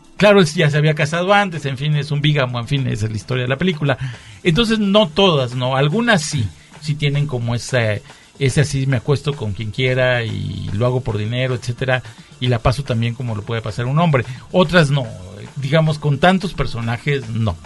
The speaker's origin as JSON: {"language": "Spanish", "country": "Mexico", "said": "soy mexicano, me gustan las tecolotas y los tacos de canasta"}